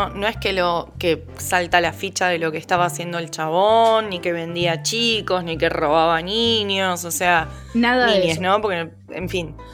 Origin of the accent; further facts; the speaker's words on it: Argentina; nosotros como argentinos